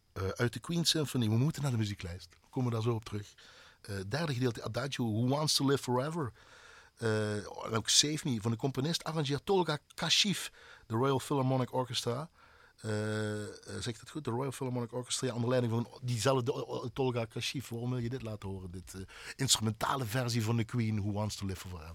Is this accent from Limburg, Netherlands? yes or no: yes; Heerlen, Limburg, Netherlands; ik kom uit Heerlen